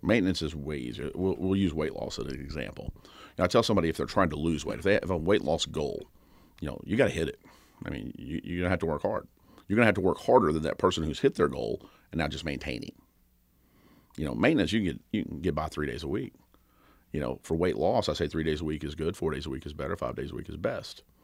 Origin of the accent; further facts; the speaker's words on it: Kentucky, United States; I grew up in Kentucky, and, uh, Rough River was right down the road